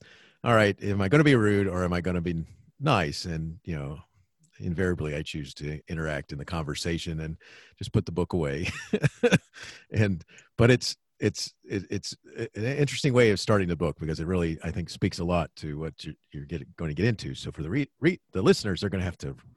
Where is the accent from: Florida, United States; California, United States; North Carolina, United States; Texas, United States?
Florida, United States; Daytona Beach; I grew up in Daytona Beach, Florida